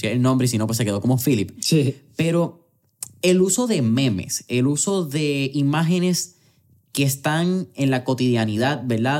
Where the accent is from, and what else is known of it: Puerto Rico